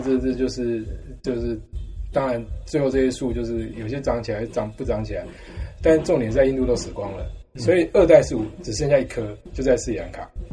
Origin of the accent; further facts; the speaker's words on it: Taiwan; moved away as an adult; also born or lived in United States / Canada / Czech Republic / United Kingdom; 我是台湾出 生长大，但我在美国拿到博士